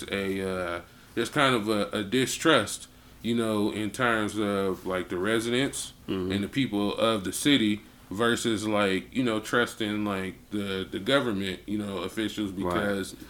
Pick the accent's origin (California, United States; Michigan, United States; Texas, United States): Michigan, United States; Flint; growing up in Flint was the shit